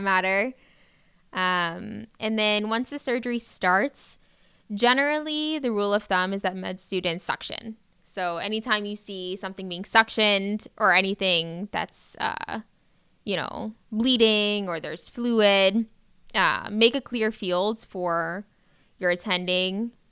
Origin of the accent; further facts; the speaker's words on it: Davie, Florida, United States; I grew up pretty locally. I'm from Davie, Florida